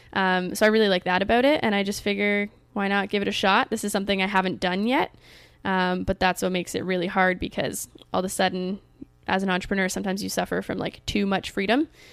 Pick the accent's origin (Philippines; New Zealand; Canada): Canada; in my home country in Canada